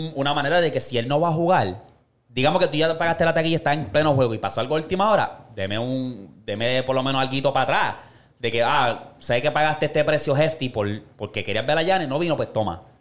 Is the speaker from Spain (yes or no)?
no; Puerto Rico; nosotros como boricos